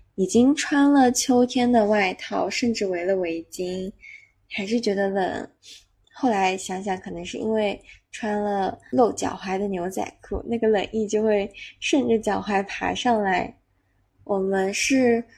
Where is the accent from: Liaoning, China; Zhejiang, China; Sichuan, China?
Zhejiang, China; “你是从哪里来的？”我说：“从浙江。”